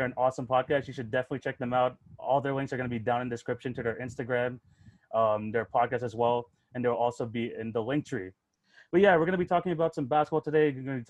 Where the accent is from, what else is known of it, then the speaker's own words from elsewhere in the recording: Canada; Like I'm from Canada